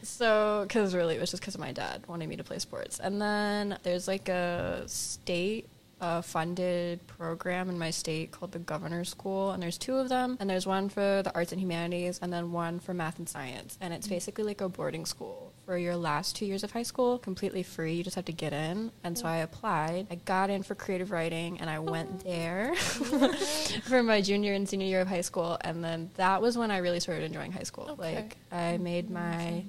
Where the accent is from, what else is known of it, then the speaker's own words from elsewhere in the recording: South Carolina, United States; I'm from South Carolina